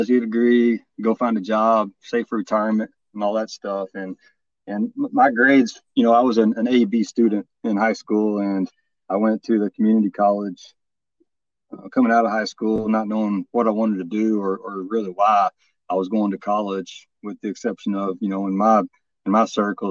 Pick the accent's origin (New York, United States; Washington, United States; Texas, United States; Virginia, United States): Texas, United States; Farmersville; Born and raised in Texas. Yeah. The little town by the name of Farmersville in northeast